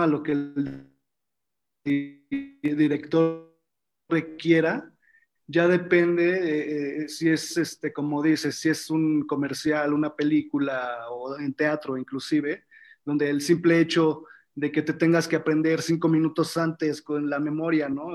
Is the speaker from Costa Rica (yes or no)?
no; Mexico; also born or lived in Argentina; Yo siendo mexicano en otro país